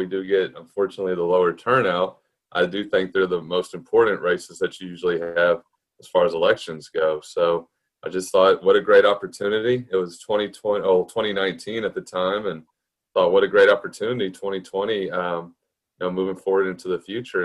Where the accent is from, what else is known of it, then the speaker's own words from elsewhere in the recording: Galveston, Texas, United States; I've lived here my whole life. I was raised in Galveston